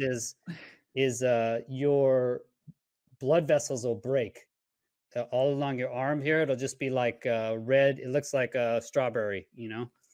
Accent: Houston, Texas, United States; moved away as an adult; I grew up in Houston, Texas

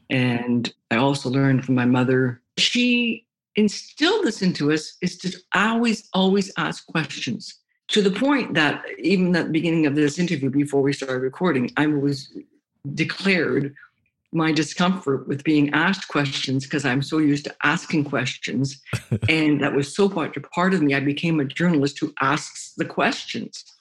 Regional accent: Toronto, Ontario, Canada; I grew up in Toronto, Ontario, Canada

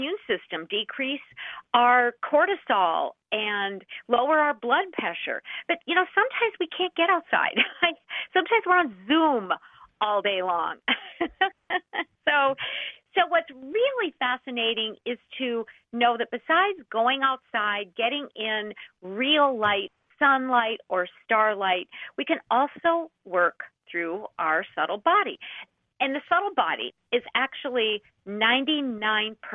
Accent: Minnesota, United States; I am from Minnesota.

